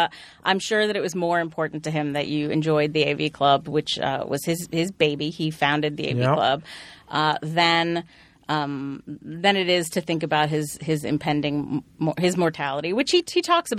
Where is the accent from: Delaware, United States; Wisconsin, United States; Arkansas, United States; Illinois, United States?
Delaware, United States; Wilmington; I was raised Quaker. I went to Quaker school when I was growing up. So I grew up in Wilmington, Delaware